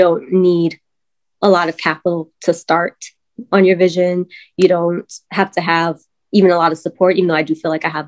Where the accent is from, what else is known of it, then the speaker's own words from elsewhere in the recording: New York City, New York, United States; moved away as an adult; now in Charlotte, United States; I'm from Brooklyn, New York